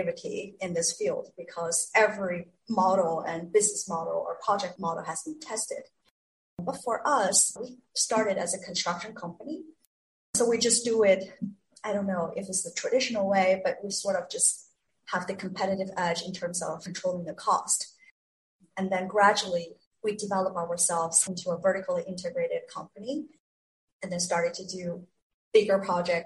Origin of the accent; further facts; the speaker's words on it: China; moved away; I was born and raised in China